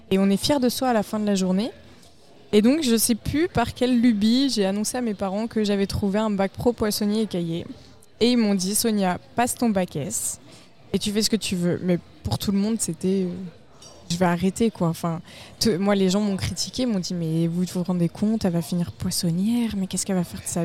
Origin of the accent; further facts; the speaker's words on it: Cernay-la-Ville, Île-de-France, France; Je viens de la région parisienne, la vallée de Chevreuse.